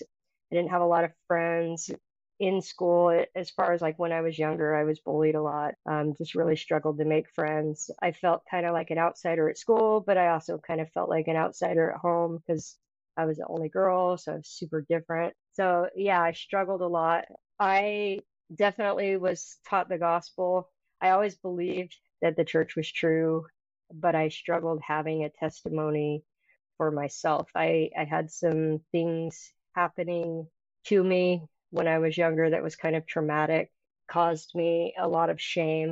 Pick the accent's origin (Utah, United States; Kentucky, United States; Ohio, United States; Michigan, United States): Utah, United States; Mountain Green; I grew up in Mountain Green, Utah